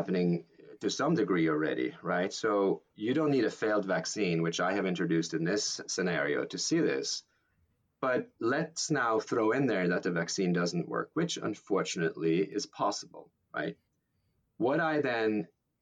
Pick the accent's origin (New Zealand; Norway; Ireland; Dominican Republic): Norway; now in United States; being Norwegian, but now possibly also being American